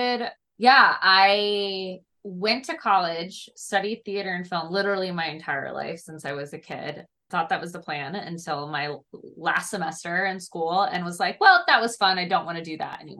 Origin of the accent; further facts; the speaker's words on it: Niles, Michigan, United States; I'm from a small town called Niles, Michigan.